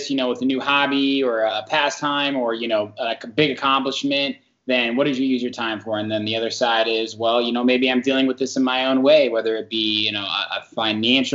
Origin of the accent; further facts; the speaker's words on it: Zionsville, Indiana, United States; I'm from a smaller town outside Indianapolis called Zionsville, Indiana.